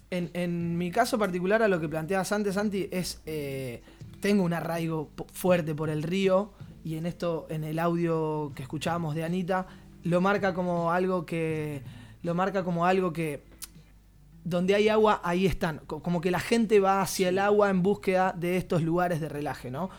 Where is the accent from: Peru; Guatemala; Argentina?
Argentina; now in Barcelona, Spain; personas como nosotros, que somos argentinos, que vivimos en Barcelona